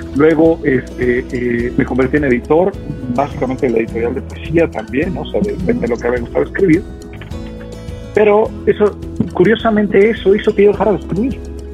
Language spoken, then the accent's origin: Spanish; Mexico City, Mexico; moved away as an adult; yo llevaba 40 años de mi vida, un poquito más, ¿no? Viviendo en la Ciudad de México, es decir, desde que nací viviendo en la Ciudad de México, hoy vivo en otra ciudad